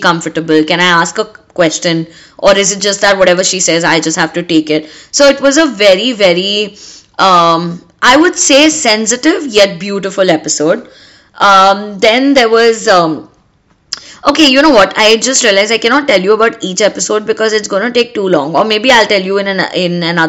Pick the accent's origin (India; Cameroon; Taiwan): India; we as Indian girls